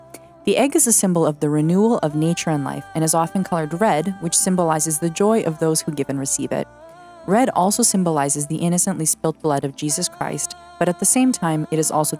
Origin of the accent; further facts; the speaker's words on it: Canada; I was born and raised in Canada, surrounded by the Serbian community